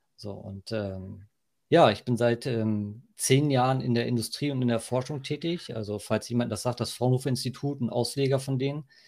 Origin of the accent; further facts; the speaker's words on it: Hohenaspe, Schleswig-Holstein, Germany; also born or lived in Berlin / Denmark; komme ich hier aus dem Norden, aus dem Dorf Hohenaspel